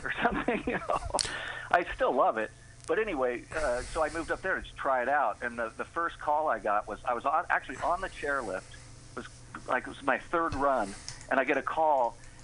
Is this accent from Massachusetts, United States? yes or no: no; San Francisco, California, United States; I'm from San Francisco. I'm a native.